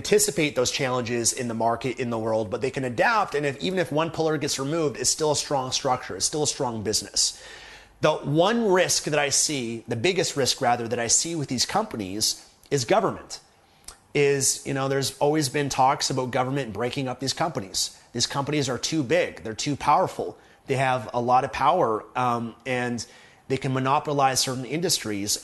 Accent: Canada; as a Canadian

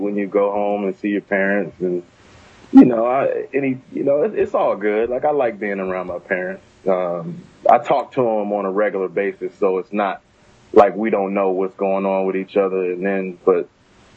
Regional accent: Prince George's County, Maryland, United States; moved away; also born or lived in New Jersey; I'm from Maryland, right outside of D.C., PG County

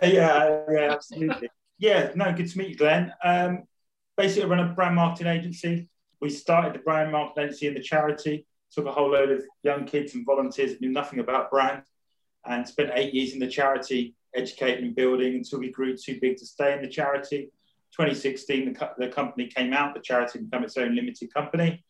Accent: Rayleigh, East of England, United Kingdom; moved away; I was originally from Rayleigh

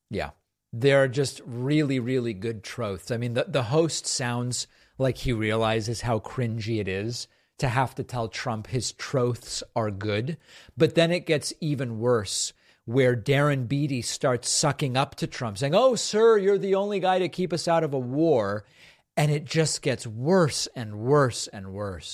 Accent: Argentina; I was born in Argentina

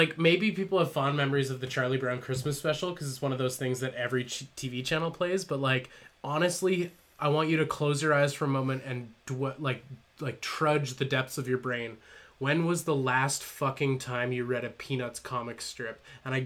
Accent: Canada; being Canadian

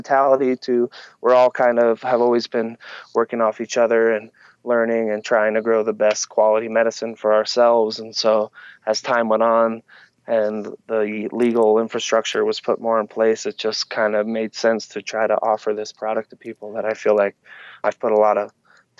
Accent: New Jersey, United States; moved away as an adult; now in Colorado, United States; I moved to Colorado when I was 18 from New Jersey. New Jersey has a totally different attitude than out here.

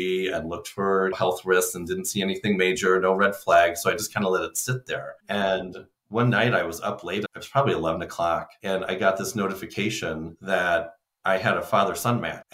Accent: Illinois, United States; I grew up in Illinois

